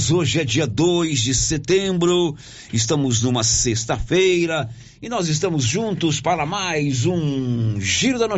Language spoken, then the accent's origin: Portuguese; Avenida Mário Ferreira, Goiás, Brazil; nós crescemos todos juntos ali na Mário Ferreira.